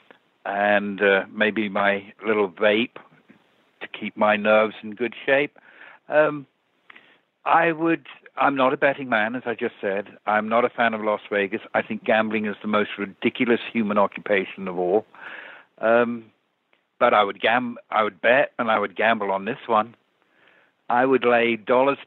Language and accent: English; England, United Kingdom; I'm English